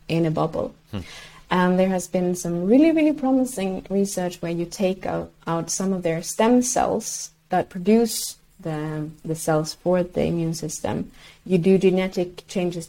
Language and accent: English; Sweden; first language Swedish; English is a second language